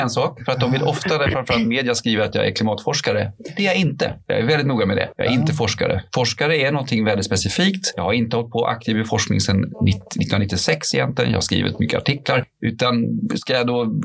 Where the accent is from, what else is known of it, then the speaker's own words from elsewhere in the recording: Stockholm County, Sweden; born there; mamma gillade naturen mycket och jag föddes utanför Stockholm, faktiskt ute